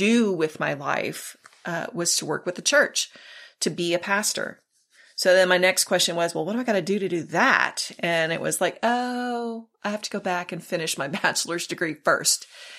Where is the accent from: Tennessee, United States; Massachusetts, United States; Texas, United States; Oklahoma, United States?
Texas, United States; South; So I was raised in South Texas, and back in the day, families always went to church on Sundays. That was the thing. So I was raised in the church.